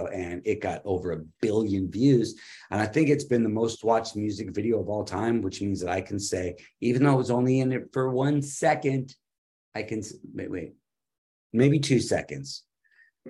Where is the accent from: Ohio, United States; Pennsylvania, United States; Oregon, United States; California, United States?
California, United States; Los Angeles; moved away as an adult; now in North Carolina, United States; I'm from Hollywood